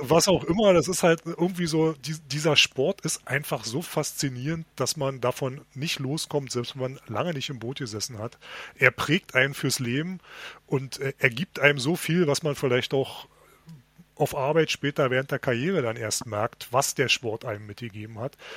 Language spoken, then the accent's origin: German; Berlin, Germany; sind wir Berliner